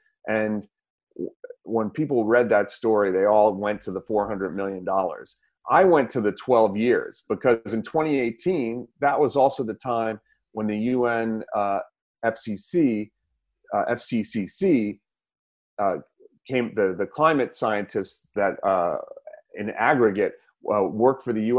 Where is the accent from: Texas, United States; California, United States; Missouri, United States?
Missouri, United States; I'm from Missouri. I'm skeptical, but that doesn't stop me either